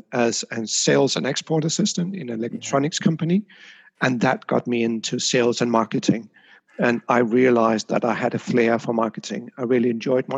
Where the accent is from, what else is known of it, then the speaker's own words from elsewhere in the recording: Denmark; now in Amsterdam, Netherlands; I grew up in Denmark.